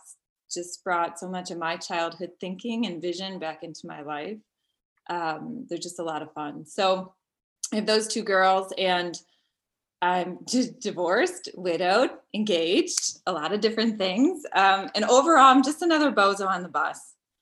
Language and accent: English; Chicago, Illinois, United States; also born or lived in Florida; My family moved around a little bit, but we're originally from Chicago, moved to Marco Island, Florida, and I came back.